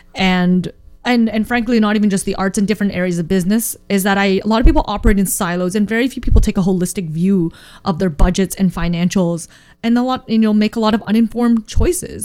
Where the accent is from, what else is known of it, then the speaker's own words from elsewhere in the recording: Canada; Canadian-born Chinese